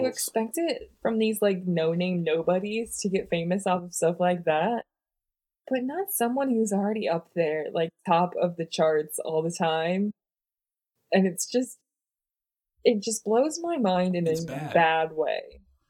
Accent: the South, United States; accent: southern; Bringing out my southern accent over here.

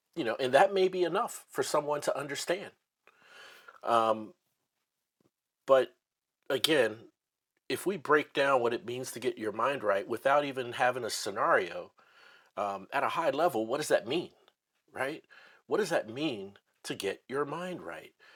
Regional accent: Midwest, United States; also born or lived in North Dallas, Texas; now in Dallas, United States; I'm from the the Midwest

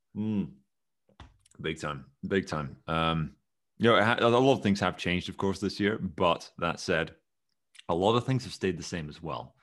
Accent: Scotland, United Kingdom; I am Scottish

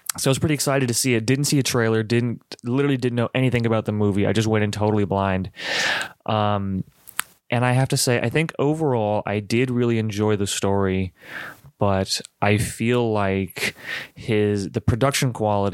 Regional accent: United States; I'm so American

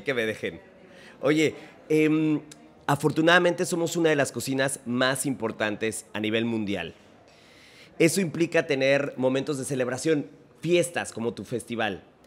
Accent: Mexico; Yo como mexicano, como tu paisano, como tu carnal de barrio desde que éramos así

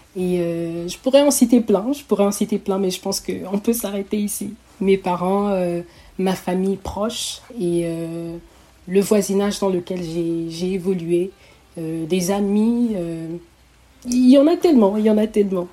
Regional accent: Togo; also born or lived in Oyem, Gabon / Libreville, Gabon; now in Canada; je voyage avec ma mère et ma petite famille euh, vers le Togo, qui est mon pays natal

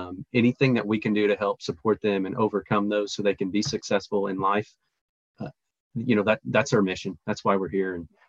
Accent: Parsons, Kansas, United States; born and raised in Parsons

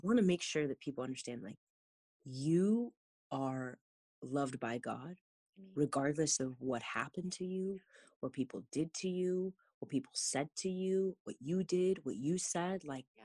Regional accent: California, United States; born and raised in California

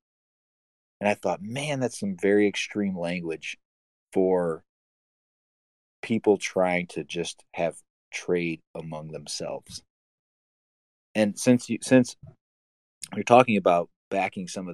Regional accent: United States; an American citizen

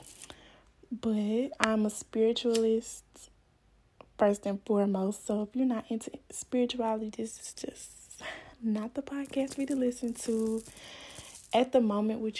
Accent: Stuttgart, Arkansas, United States; also born or lived in northern Florida; now in Florida, United States; I'm from Stuttgart, Arkansas, but I live in Florida right now, in northern Florida.

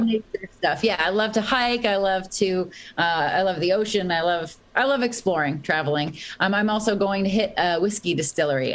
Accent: Boston, Massachusetts, United States; I grew up in Boston

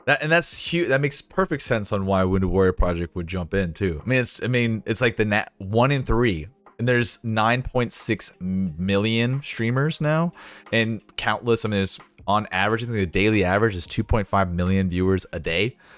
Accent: Jacksonville, Florida, United States; moved away; I grew up in Jacksonville, and then get into the service

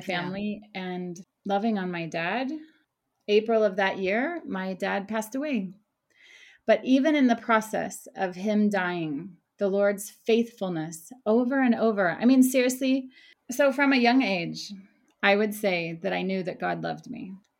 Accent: Oklahoma, United States; moved away as an adult; now in Jerusalem; I was raised in Oklahoma, a small town in Oklahoma

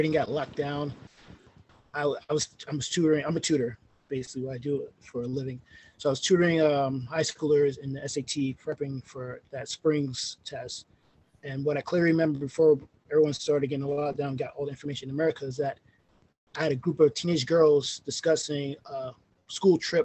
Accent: New York City, New York, United States; also born or lived in Rosedale, Queens, New York; I'm originally from Farrakway, New York

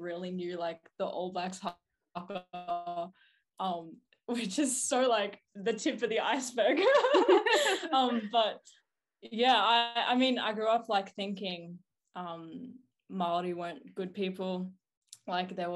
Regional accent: Melbourne, Victoria, Australia; I'm 18 years of age now. And I'm from Southeast Melbourne.

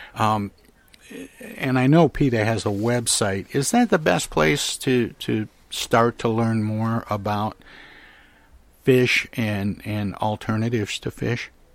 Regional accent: Midwest, United States; I grew up in the Midwest

